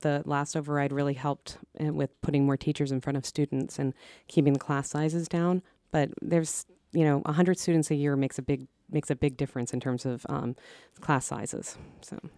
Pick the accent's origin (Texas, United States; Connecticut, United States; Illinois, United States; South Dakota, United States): Connecticut, United States; Eastern; also born or lived in Minnesota; now in Belmont, United States; I grew up in Eastern Connecticut.